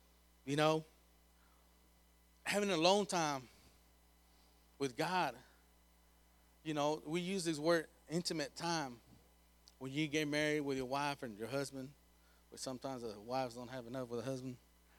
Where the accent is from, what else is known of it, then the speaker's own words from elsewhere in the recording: Krum, Texas, United States; I go from Sanger, I'm from Crum to Sanger, be praying all the time